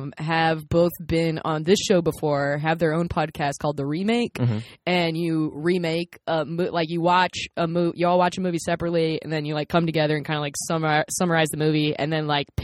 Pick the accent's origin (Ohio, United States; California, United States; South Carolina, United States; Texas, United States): South Carolina, United States; I'm also from South Carolina